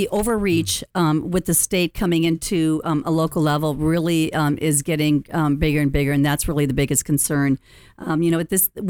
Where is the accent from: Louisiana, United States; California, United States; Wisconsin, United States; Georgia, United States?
Wisconsin, United States; moved away as an adult; now in Orange County, United States; Well, I am a Packer girl, and I was raised in Wisconsin. I bought myself a Cutlass Supreme, drove out to Long Beach State, put myself through school.